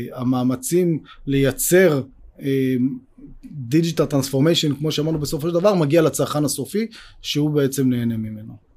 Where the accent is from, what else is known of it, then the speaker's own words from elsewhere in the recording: Israel; אנחנו גדלנו פה בישראל